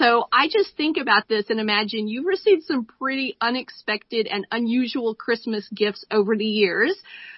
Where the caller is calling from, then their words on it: Boise, Idaho, United States; And I am calling in from Boise, Idaho.